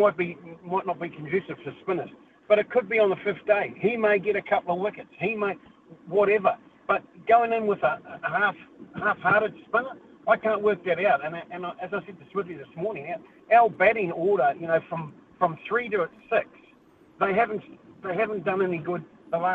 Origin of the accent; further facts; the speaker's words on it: New Zealand; I'm a Kiwi